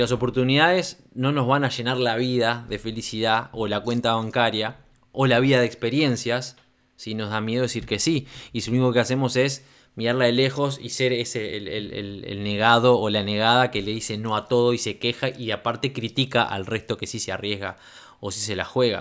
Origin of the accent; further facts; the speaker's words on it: Uruguay; moved away as an adult; also born or lived in Democratic Republic of the Congo; cuando me fui al Congo en el 2014 ya no volví al Uruguay. Yo años anteriores, debido a bueno, mi carrera como relacionista público, trabajé para, bueno, para varios este, establecimientos, para discotecas muy grandes de mi país